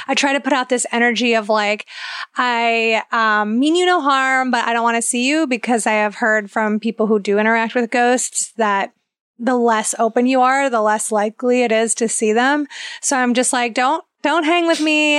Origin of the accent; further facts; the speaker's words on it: Ohio, United States; I'm from Ohio